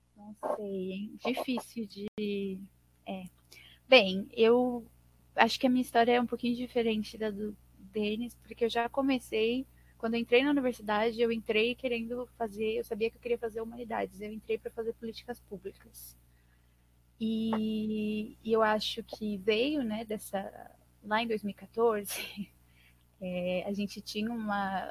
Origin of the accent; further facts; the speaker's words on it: Suzano, São Paulo, Brazil; now in Mogi das Cruzes, Brazil; sou de Suzano, Zona Leste de São Paulo, né? Eu tenho 25 anos, é, sou nascida e crescida aqui, moro em Mogi.